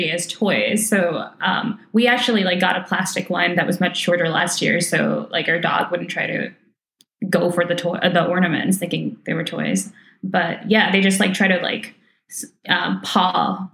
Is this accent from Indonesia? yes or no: yes; Indonesia; moved away; I grew up in Indonesia